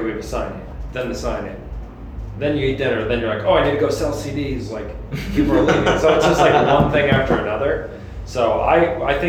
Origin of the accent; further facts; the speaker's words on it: Illinois, United States; we're just from Illinois